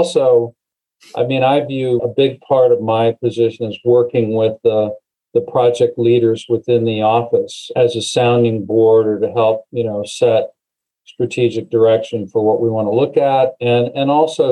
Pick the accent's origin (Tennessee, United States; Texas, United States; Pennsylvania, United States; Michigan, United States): Pennsylvania, United States; Erie; moved away as an adult; also born or lived in Arizona / California / Southern Ohio / New York; I really grew up, you know, junior or middle school and high school in Erie, Pennsylvania, up on the lake.